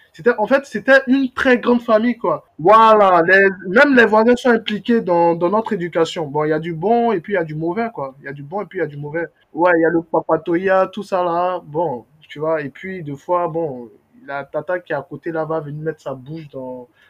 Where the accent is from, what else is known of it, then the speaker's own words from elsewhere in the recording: Abidjan, Côte d’Ivoire; en tant qu'Abidjanais, oui, moi, il faut savoir que moi, j'ai vécu dans... Enfin, je je suis né, je suis né à Trècheville. Mes parents ont vécu, euh, enfin, depuis mon enfance, moi j'ai vécu à Yopougon